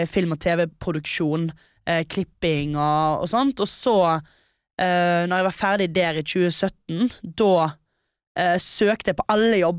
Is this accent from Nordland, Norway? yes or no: no; Stord, Vestland, Norway; jeg er 23 år gammel. Jeg er fra Stord.